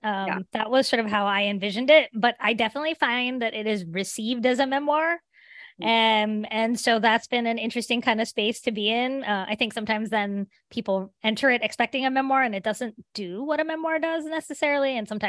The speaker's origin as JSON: {"language": "English", "region": "West Virginia", "country": "United States", "said": "because when I told people that I was from West Virginia, they really didn't believe me."}